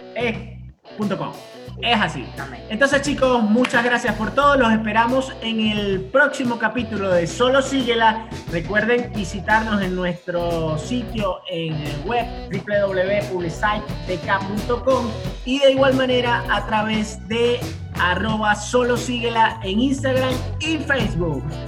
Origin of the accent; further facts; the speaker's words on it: Venezuela; moved away; also born or lived in Puerto Rico; yo soy venezolano